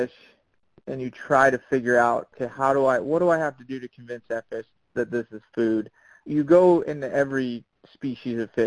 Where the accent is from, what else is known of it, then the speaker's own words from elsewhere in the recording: Chesapeake Bay area, United States; I do a lot of saltwater fishing growing up in the Chesapeake